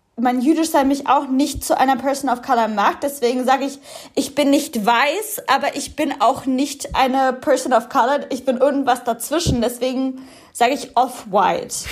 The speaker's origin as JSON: {"language": "German", "country": "Germany", "tie": "born or raised there", "said": "ich bin in Deutschland geboren"}